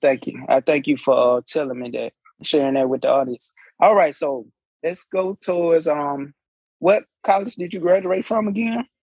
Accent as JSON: {"language": "English", "region": "Alabama", "country": "United States", "said": "I'm I'm from Alabama"}